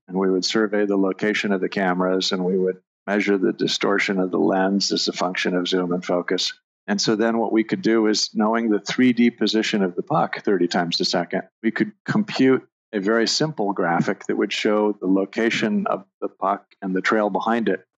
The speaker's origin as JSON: {"language": "English", "region": "Southern California", "country": "United States", "tie": "born or raised there", "said": "growing up in Southern California"}